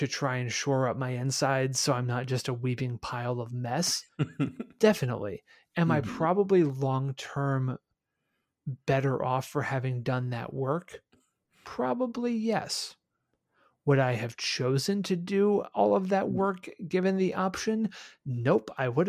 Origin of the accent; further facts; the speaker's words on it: Midwest, United States; I'm a Midwesterner. Near is anywhere within a 2-hour drive.